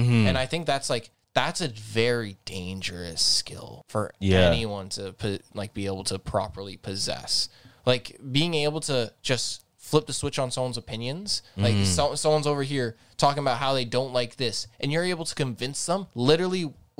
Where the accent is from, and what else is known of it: Azores, Portugal